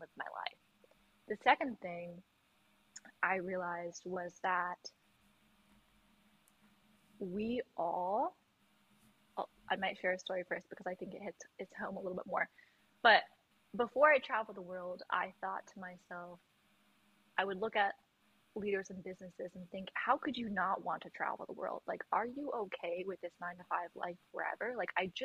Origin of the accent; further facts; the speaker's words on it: United States; I'm an American